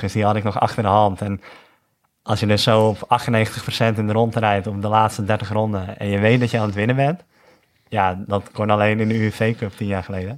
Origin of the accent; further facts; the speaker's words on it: North Holland, Netherlands; als Noord-Hollander